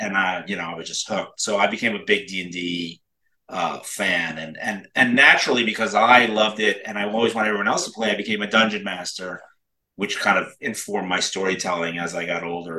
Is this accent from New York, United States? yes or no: yes; Brooklyn, New York, United States; now in Los Angeles, United States; I am a New Yorker. I'm from Brooklyn, New York originally, but you know, like I tell people, I don't talk like that no more. But yeah, I grew up in New York. Manhattan, and then Brooklyn, Manhattan, and then moved out to Los Angeles.